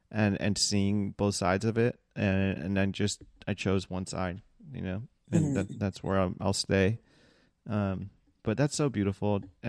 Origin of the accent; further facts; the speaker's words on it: United States; Yes, I'm American as fuck, you know, whitewashed in quotation marks.